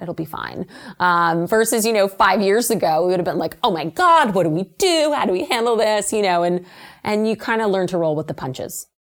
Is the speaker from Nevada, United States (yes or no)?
yes; Las Vegas, Nevada, United States; moved away; I'm originally from Las Vegas, Nevada.